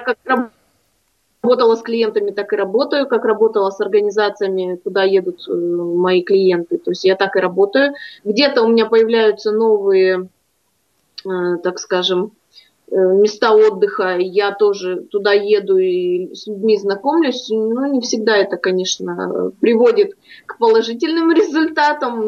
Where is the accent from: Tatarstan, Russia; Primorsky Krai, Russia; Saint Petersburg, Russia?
Primorsky Krai, Russia; в родном краю